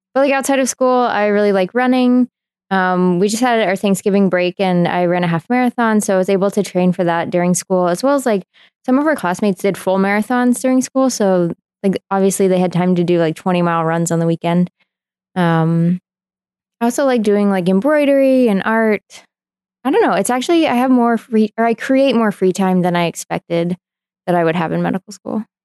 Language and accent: English; Seattle, Washington, United States; now in Iowa City, United States; I grew up in the Seattle area, Washington State